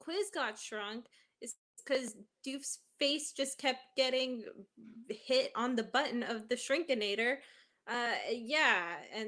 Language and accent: English; Canada; I'm Canadian